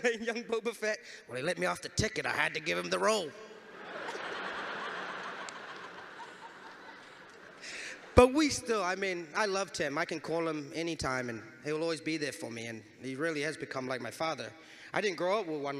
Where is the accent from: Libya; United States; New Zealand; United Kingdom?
New Zealand; when you come from a place like New Zealand